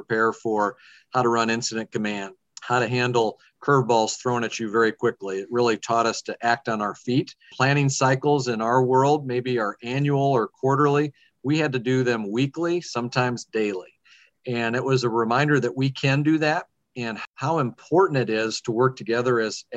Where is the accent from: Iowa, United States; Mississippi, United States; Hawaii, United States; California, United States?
Iowa, United States; Fort Dodge; I'm a lifelong Iowan. I grew up in Fort Dodge, Iowa, and graduated from St. Edmund High School there.